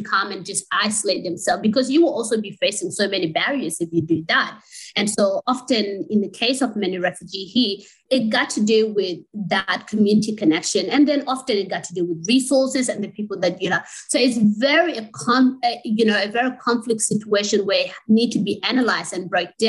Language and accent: English; Sydney, New South Wales, Australia; also born or lived in refugee camp (birthplace); I was raised up in Western Sydney